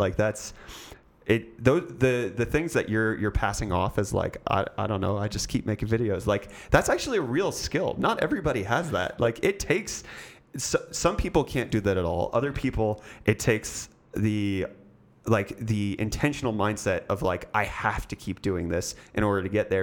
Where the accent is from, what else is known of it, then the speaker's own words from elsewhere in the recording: United States; accent: American; now in South Africa; I have an American accent